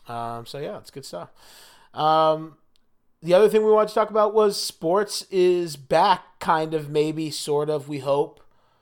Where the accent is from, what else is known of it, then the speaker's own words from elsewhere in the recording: New Jersey, United States; I am from Jersey, right?